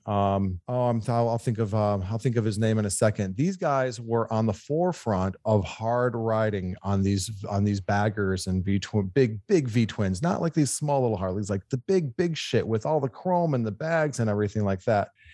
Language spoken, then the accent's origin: English; Michigan, United States; moved away as an adult; now in California, United States; I'm a Michigan boy, but I've been in California for 25 years.